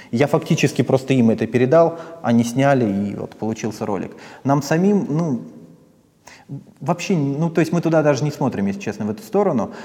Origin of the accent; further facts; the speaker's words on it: Posad, Moscow Oblast, Russia; Я из Подмосковья, из Посада